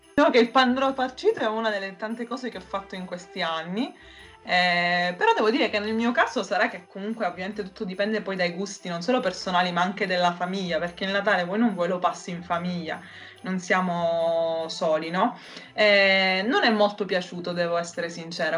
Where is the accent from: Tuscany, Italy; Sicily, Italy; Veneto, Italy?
Sicily, Italy; della mia terra